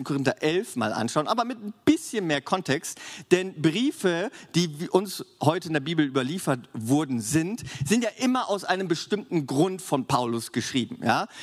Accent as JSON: {"language": "German", "country": "Germany", "said": "für uns als Deutsche"}